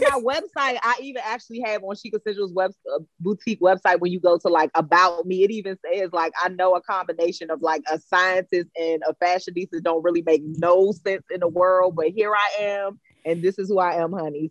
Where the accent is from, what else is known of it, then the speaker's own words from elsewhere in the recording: Prince George's County, Maryland, United States; I was born and raised in Prince George's County